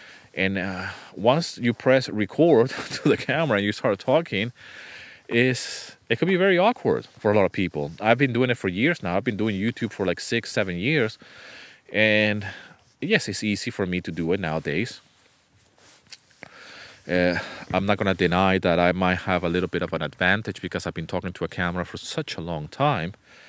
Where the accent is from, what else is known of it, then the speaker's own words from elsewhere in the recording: Venezuela; English is a second language; also born or lived in United Kingdom / Canada; I was born in the UK. I was raised in Venezuela. My family is from South America, from Venezuela. But then we moved to Canada. And then from Canada, we went back to Venezuela.